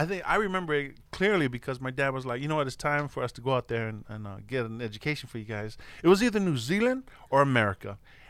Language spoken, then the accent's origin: English; Orange County, California, United States; born there; a lot of people think I was born in Samoa, but I was born in Orange County, California, believe it or not.